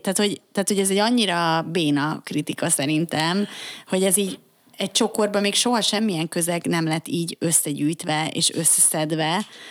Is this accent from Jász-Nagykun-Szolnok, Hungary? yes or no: no; Budapest, Hungary; én Óbudán nőttem fel.